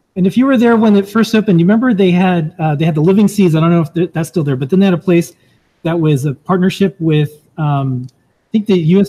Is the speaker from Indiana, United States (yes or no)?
no; Florida, United States; I grew up in Florida